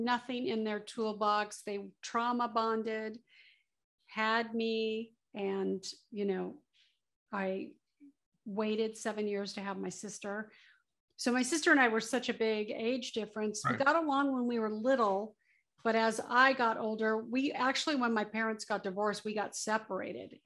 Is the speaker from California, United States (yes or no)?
yes; South Bay, Southern California, United States; also born or lived in Orange County, California; I grew up in Southern California, born and raised. I grew up in the South Bay Area, Torrance, Redondo Beach, Hawthorne, that whole area.